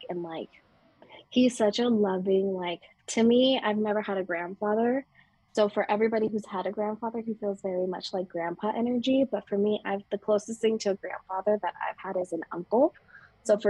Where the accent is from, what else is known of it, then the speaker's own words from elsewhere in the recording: Las Vegas, Nevada, United States; moved away as an adult; now in Sedona, United States; back in my hometown in Vegas